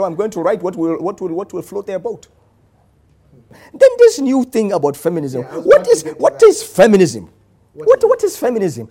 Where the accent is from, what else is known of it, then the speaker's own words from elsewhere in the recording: Nigeria; I am Nigerian. I'm proud of the green, white, green